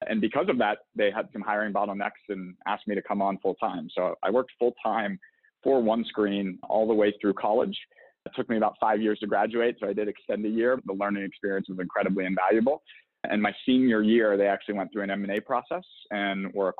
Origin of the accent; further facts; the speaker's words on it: Pittsburgh, Pennsylvania, United States; moved away as an adult; also born or lived in Boston; I'm originally from the East Coast, born and raised in Pittsburgh, Pennsylvania.